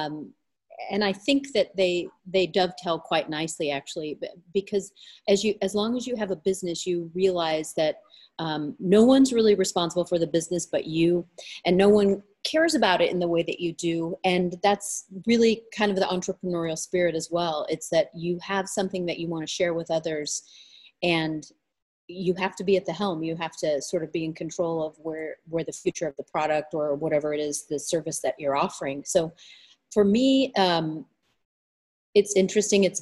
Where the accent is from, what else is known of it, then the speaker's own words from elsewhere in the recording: Southern California, United States; So I grew up in Southern California. I've lived in different states, but Southern California has always been my home